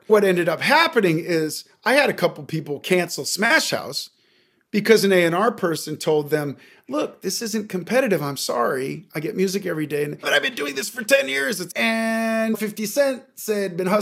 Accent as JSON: {"language": "English", "town": "Seattle", "region": "Washington", "country": "United States", "moved": "yes", "lives_now": "Los Angeles, United States", "said": "I'm from Seattle originally, but I've been in LA for many years"}